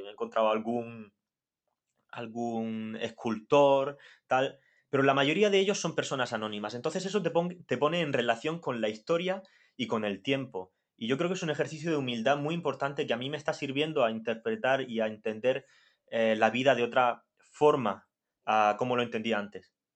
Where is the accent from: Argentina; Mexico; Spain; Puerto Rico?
Spain; Molina de Segura, Region of Murcia; yo nací en Molina, una Molina de Segura, una villa, porque no va a dejar nunca de ser una villa